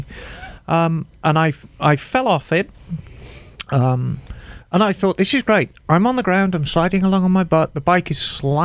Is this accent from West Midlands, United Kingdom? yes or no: yes; Birmingham, West Midlands, United Kingdom; moved away; I grew up in Birmingham in the 70s